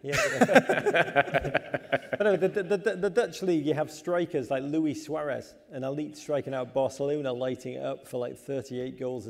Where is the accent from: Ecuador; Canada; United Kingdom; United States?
United Kingdom; Liverpool, North West England; I'm from Liverpool.